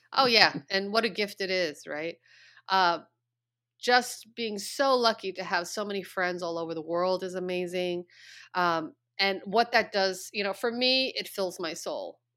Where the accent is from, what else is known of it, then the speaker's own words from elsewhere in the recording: Long Island, New York, United States; moved away; I was born in New York City. I was mm-hmm. raised mm. on Long Island, about an hour away from the city. I, you know, my whole childhood upbringing was pretty much in New York.